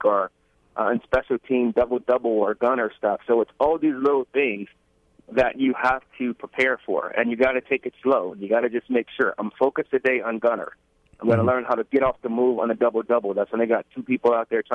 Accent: Brookhaven, Mississippi, United States; I grew up in Mississippi

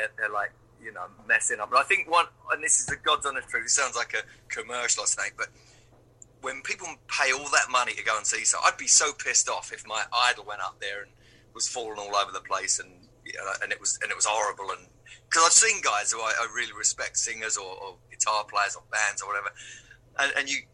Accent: London, United Kingdom; I'm from London

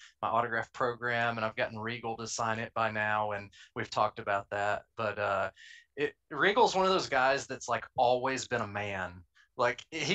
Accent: Middle Tennessee, United States; I was raised in Middle Tennessee.

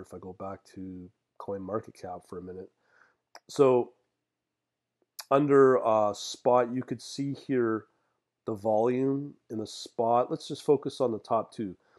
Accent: Canada; as a Canadian

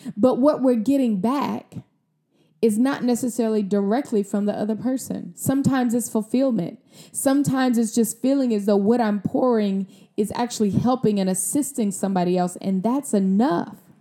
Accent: Mississippi, United States; I'm from Mississippi. I'm a country girl

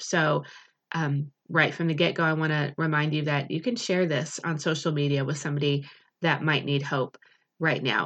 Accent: United States; as an American culture

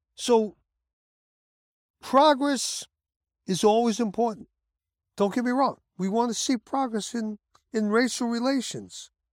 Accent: New York City, New York, United States; also born or lived in Bronx; I'm from Brooklyn

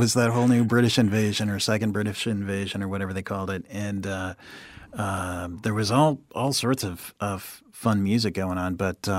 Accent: California, United States; also born or lived in Japan / Santa Fe, New Mexico; now in Florida, United States; I grew up in Southern California. College at Chico State, California. That's in Northern California, about 100 miles north of Sacramento.

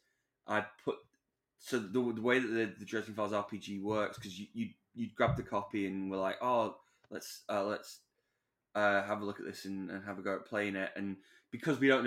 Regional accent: Manchester, North West England, United Kingdom; Manchester, which is kind of my hometown

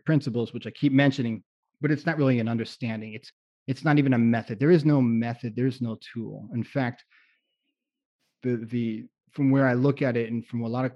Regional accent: South Florida, United States; growing up in South Florida too, I spent time in my college years in South Florida.

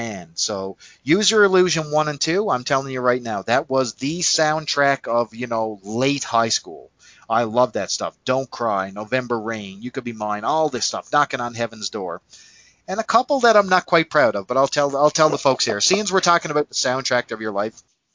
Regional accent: Canada; accent: Canadian; I'm a Canadian guy, and it's no secret, you can tell by my accent

